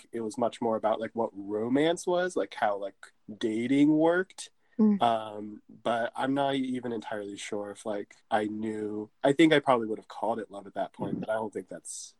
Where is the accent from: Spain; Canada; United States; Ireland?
United States; a straight guy growing up in America